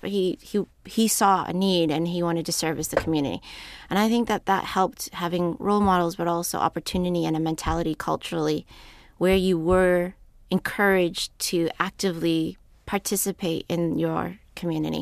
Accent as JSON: {"language": "English", "country": "United States", "tie": "born or raised there", "said": "a young person living in America"}